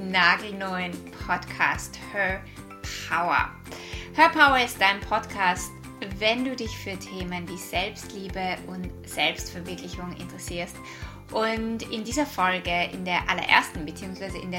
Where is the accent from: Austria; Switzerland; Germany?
Austria; Vienna; now in Australia; Wie du vielleicht an meiner Aussprache hören kannst, ich bin aus Österreich, ursprünglich aus Wien und lebe seit fünf Jahren in Australien.